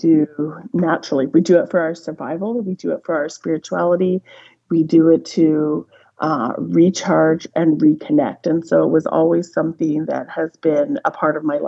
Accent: Whitehorse, Yukon, Canada; also born or lived in Mayo, Yukon; I grew up in Whitehorse, but certainly surrounded by people who lived the culture

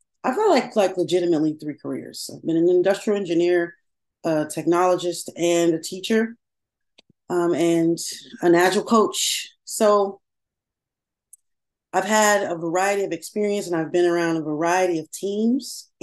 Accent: Chicago, Illinois, United States; I born and raised in Chicago. And I like to say I was born on the South Side, but raised by the West Side.

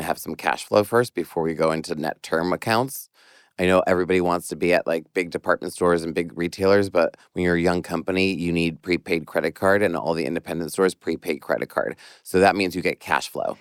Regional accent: New York, United States; as a New Yorker

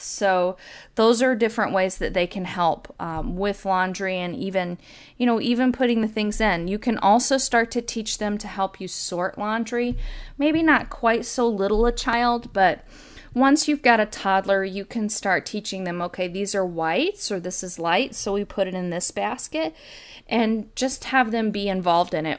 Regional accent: the South, United States; When I was little growing up in the South

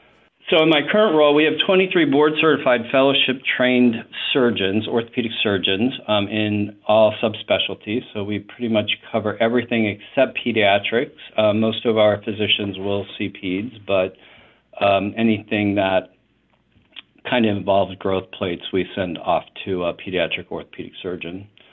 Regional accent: Philadelphia, Pennsylvania, United States; I grew up in Philadelphia, or raised in healthcare in Philadelphia, for the first 15 years of it in academic hospital systems.

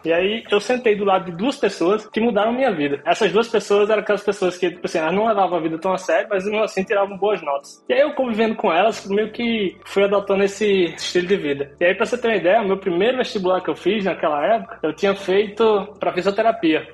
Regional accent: Natal, Rio Grande do Norte, Brazil; moved away as an adult; also born or lived in Caicó, Brazil; now in Sweden; Eu sou do interior do Rio Grande do Norte, é uma cidade chamada Caicó. Eu nasci em Natal, na verdade, mas eu morei praticamente a minha infância inteira lá em Natal.

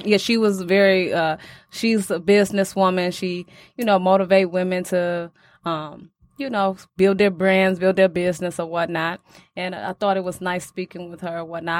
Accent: Detroit, Michigan, United States; Growing up in Detroit, really, you know, it's more rough

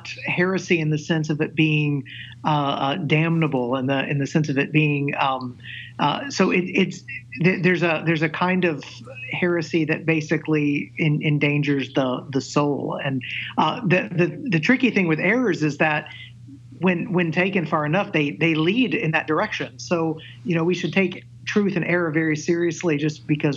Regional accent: Middle Tennessee, United States; I grew up in Middle Tennessee in a very devout Christian family

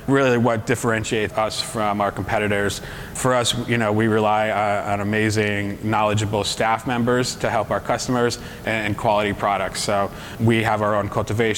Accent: Massachusetts, United States; we're all from Massachusetts

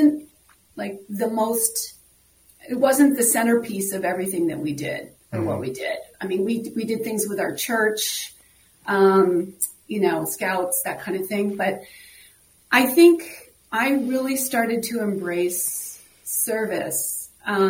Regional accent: East Coast, United States; moved away as an adult; now in Minneapolis, United States; I'm from the East Coast, so I have a brother and sister, on the East Coast

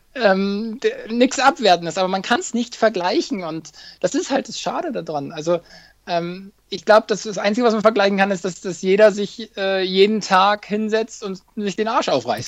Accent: Hamburg, Germany; Hamburg will ich natürlich auch nochmal laufen, äh, meine Heimatstadt.

